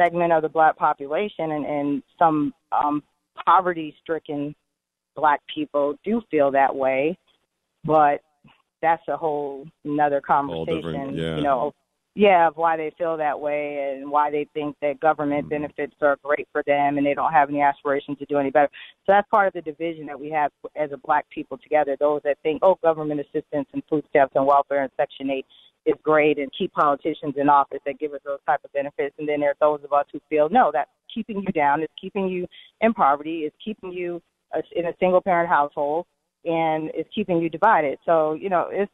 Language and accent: English; Connecticut, United States; now in Atlanta, United States; I grew up in Connecticut in a very diverse community